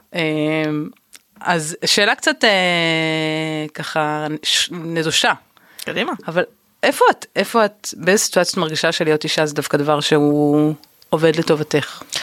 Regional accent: Tel Aviv, Tel Aviv District, Israel; וגדלתי כאן

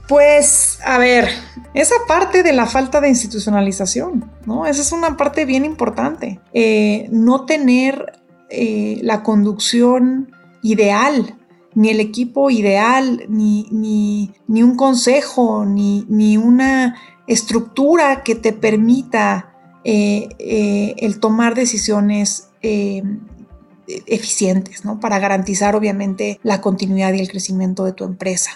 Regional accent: Mexico; México, mi país

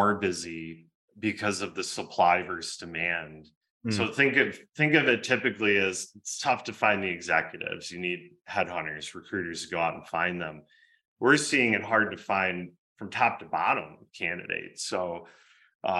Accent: Michigan, United States; I grew up in Michigan

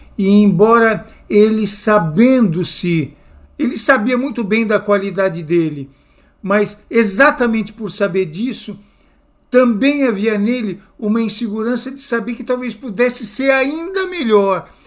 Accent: São Paulo, Brazil; Eu sou paulista da capital é, e, embora seja bastante urbano, a minha infância toda foi muito ligada à terra, porque eu sou da periferia de São Paulo

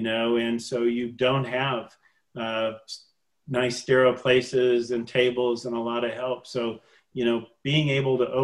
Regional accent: Michigan, United States; We're both from Michigan

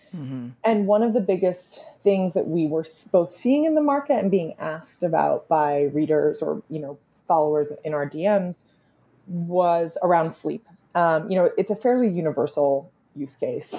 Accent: Vancouver, British Columbia, Canada; But I am also Canadian. I grew up in Vancouver, British Columbia

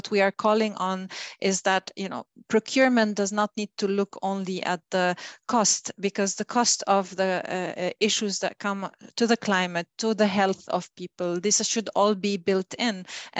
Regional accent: Lebanon; I've been always environmentally conscious, you know, as a child growing up in Lebanon

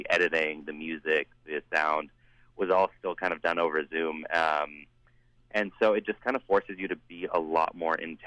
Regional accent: Surrey, British Columbia, Canada; I grew up in Surrey

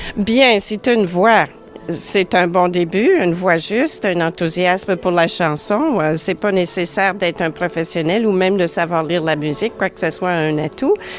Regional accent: Ottawa, Ontario, Canada; now in Toronto, Canada; je viens d'Ottawa

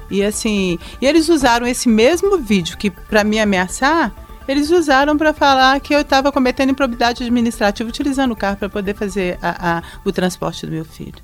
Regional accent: Belo Horizonte, Minas Gerais, Brazil; also born or lived in São Sebastião do Maranhão, Minas Gerais; nasci numa cidade chamada São Sebastião do Maranhão, perto de Santa Maria do Suaçuí. Mas a minha família veio para cá comigo comigo, eu tinha dois anos de idade, morei a minha infância na Vila Semic, na região do Barreiro

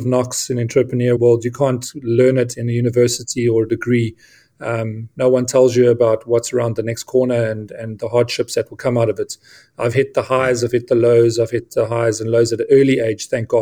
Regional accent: Witbank, Mpumalanga, South Africa; moved away as an adult; I was brought up in a coal town called Witbank, just outside of Johannesburg in South Africa

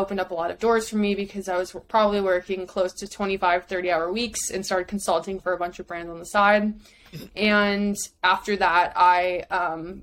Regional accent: Chicago, Illinois, United States; moved away as an adult; now in New York, United States; Born and raised in Chicago

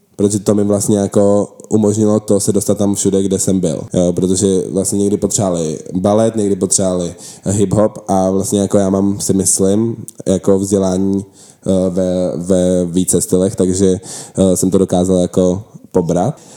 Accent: Czechia; my jsme Češi

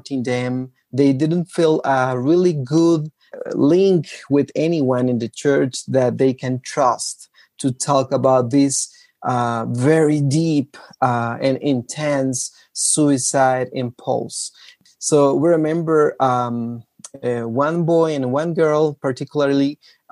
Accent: Guatemala; I am from Guatemala

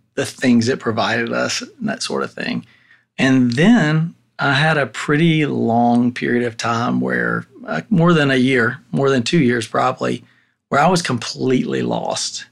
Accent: Tennessee, United States; I was born and raised in Tennessee

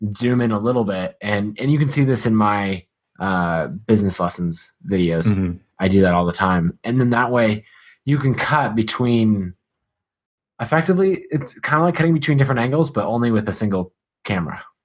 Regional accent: United States; accent: American; my American accent

